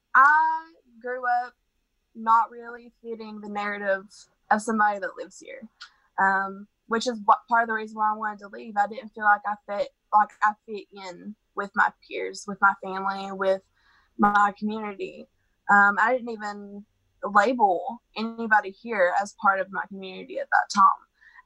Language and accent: English; Kermit, West Virginia, United States; Not myself, but this area is very conservative. We are in the Bible Belt here. So in my town of Kermit, we have the population